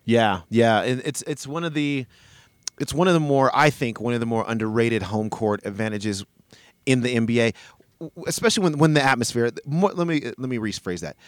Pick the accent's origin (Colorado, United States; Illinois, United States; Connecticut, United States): Colorado, United States; Denver; also born or lived in Boulder, Colorado; I was actually born in Boulder, so we were definitely in Boulder, and then uh, move to Denver later